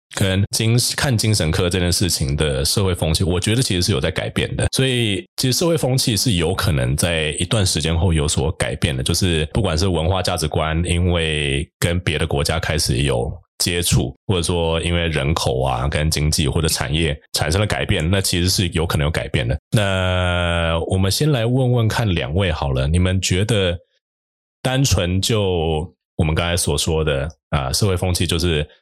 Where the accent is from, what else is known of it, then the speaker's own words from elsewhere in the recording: New Taipei, Taiwan; 我自己从小出生在新北